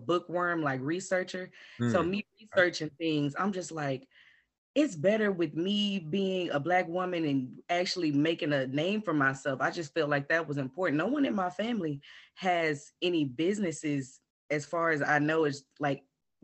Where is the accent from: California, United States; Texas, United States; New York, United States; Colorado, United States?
Texas, United States; Houston; I'm from Houston, Texas